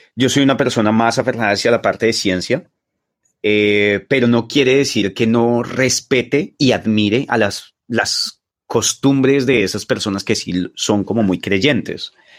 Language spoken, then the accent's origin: Spanish; Bogotá, Colombia; moved away as an adult; also born or lived in Los Llanos, Colombia; now in China; yo fui criado en Suba y en Patio Bonito